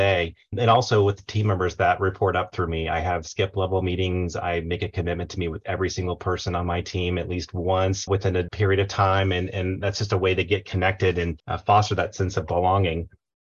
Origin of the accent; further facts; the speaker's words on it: Tampa Bay area, Florida, United States; now in Charlotte, United States; I'm originally from the Tampa Bay area, Florida, but have lived in Charlotte for almost 20 years now